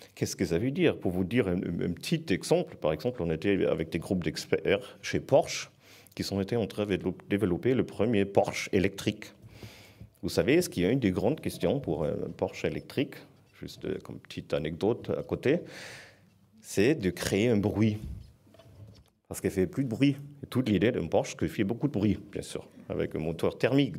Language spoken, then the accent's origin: French; Southern Germany, Germany; French is a second language; moved away as an adult; now in France; je viens de l'Allemagne c'est sud, c'est une région qui est complètement liée avec tout ce qui est industrie automobile aussi